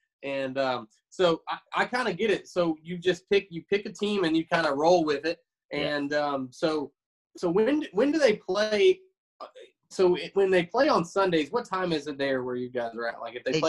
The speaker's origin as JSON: {"language": "English", "town": "Marietta", "region": "Georgia", "country": "United States", "tie": "born or raised there", "lives_now": "Columbus, United States", "said": "I was born in Marietta, which is, you know, right outside of Atlanta. Live in Columbus, Georgia now, so about an hour and a half away from the stadium."}